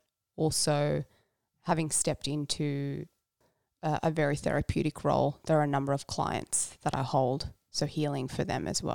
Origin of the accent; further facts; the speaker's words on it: Norway; I was born in Norway. Yes, I'm a Norwegian citizen